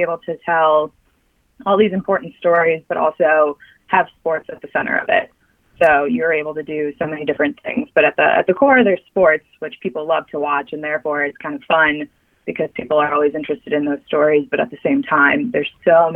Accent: Chicago, Illinois, United States; I grew up in Chicago, so White Sox fan, Bears fan, and Illinois fan

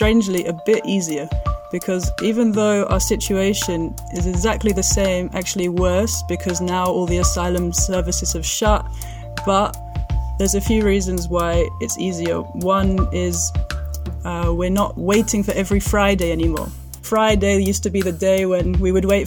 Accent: England, United Kingdom; moved away as an adult; now in Greece; we are an English and Syrian couple

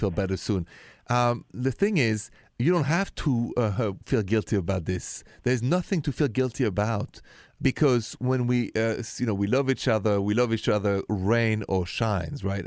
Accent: France; accent: thick French; English is a second language; moved away; also born or lived in Ohio; I know it's a thick French accent.

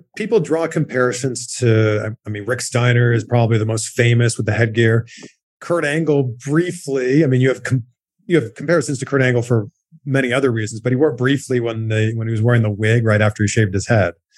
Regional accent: Canada; now in United States; back home to Canada

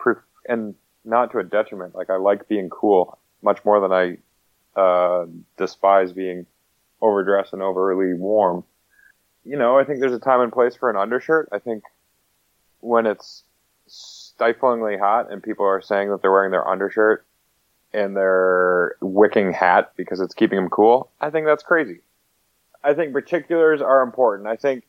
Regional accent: New England, United States; I'm from New England

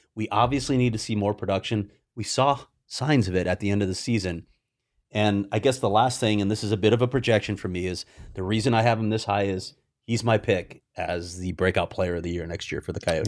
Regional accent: Chicago, Illinois, United States; I'm a Chicagoan

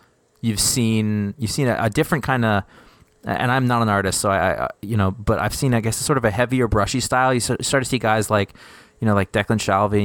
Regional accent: New England, United States; I'm from New England

